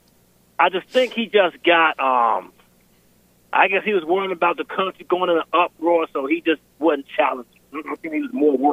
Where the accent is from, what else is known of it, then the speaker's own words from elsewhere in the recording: Indiana, United States; moved away as an adult; now in Virginia, United States; I'm from Indiana originally. Military brought me to Virginia.